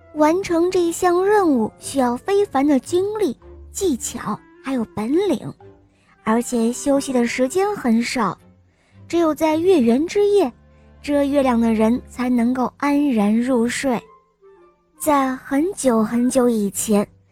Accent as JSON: {"language": "Chinese", "region": "Shanghai", "country": "China", "said": "我五岁了，我来自上海"}